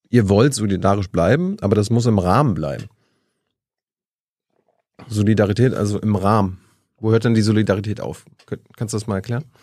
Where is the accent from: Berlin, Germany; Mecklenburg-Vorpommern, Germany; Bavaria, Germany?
Mecklenburg-Vorpommern, Germany; ich bin aus MacPom